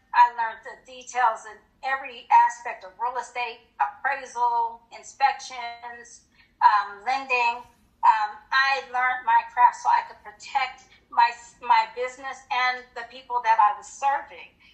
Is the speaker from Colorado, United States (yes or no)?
yes; Colorado Springs, Colorado, United States; moved away as an adult; also born or lived in Hinesville, Georgia; I was from Colorado Springs, and I married a uh, military.